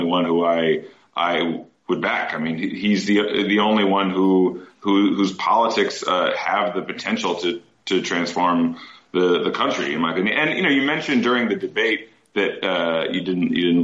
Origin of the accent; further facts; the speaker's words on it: Midwest, United States; I'm from the Midwest